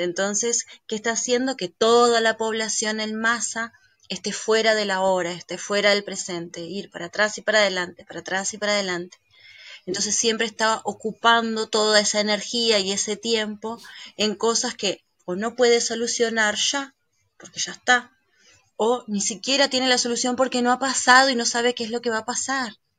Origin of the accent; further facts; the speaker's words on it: Uruguay; yo soy uruguaya, Uruguay es un país laico, pero fui a un colegio de monjas en ese 16 años de mi vida